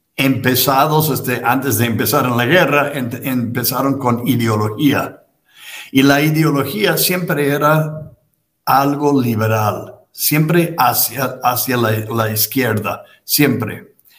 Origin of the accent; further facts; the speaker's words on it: United States; en Estados Unidos, donde yo nací y me trataron de educarme